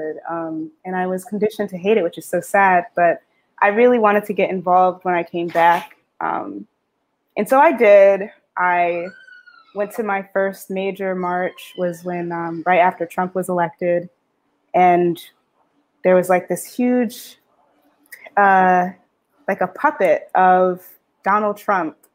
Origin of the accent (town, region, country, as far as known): New Haven, Connecticut, United States; born or raised there; also born or lived in Boston